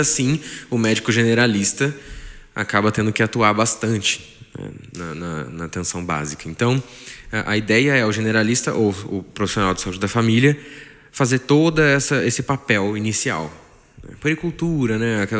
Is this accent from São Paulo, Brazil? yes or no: yes; Taubaté, São Paulo, Brazil; Sou de Taubaté, nascido aqui